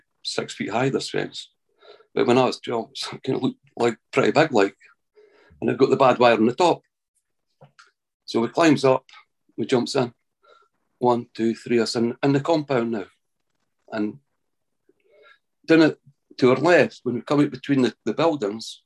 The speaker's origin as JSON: {"language": "English", "region": "Scotland", "country": "United Kingdom", "said": "I'm from Midlothian, Scotland"}